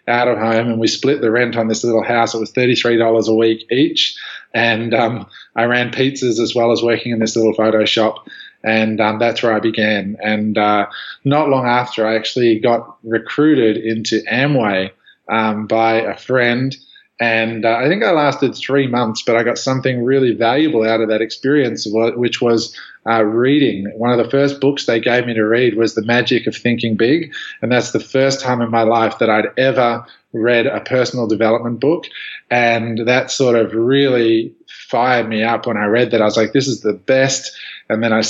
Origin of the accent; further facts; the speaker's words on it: just outside of Canberra, Australian Capital Territory, Australia; moved away as an adult; now in Los Angeles, United States; I grew up just outside of Canberra.